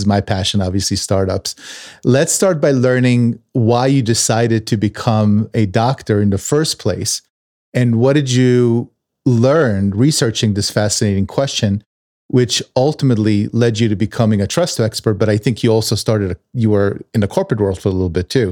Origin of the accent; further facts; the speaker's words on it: Tel Aviv, Tel Aviv District, Israel; I was born in Tel Aviv. I was born in nineteen seventy-three.